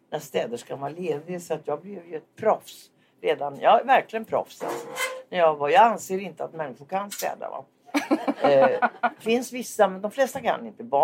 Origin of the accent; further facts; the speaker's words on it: Linköping, Östergötland, Sweden; Har du någon gång hört att jag kommer från Linköping?